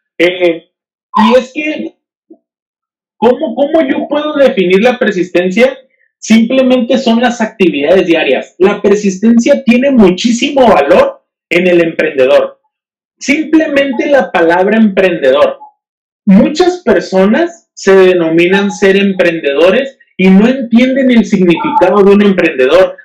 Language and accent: Spanish; Mexico; no soy el único mexicano que está buscando eso